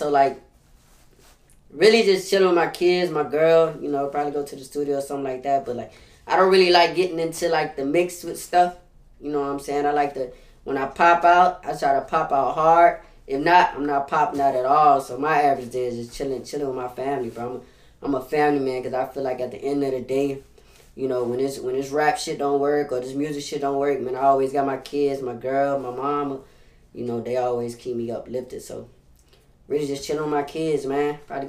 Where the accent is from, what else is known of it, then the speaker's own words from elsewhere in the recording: Los Angeles, California, United States; also born or lived in Alabama; now in New Orleans, United States; Originally, I'm from L.A. So, Los Angeles, then I moved to Alabama, you hear me? And I've been living out here for the past 10 years in New Orleans, so I'm really from everywhere